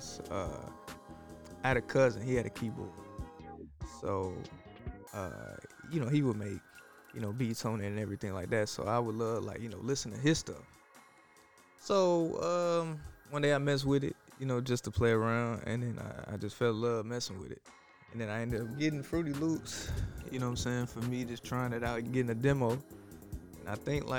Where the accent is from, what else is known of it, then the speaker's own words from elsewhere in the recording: Little Rock, Arkansas, United States; now in Atlanta, United States; I'm from Little Rock, Arkansas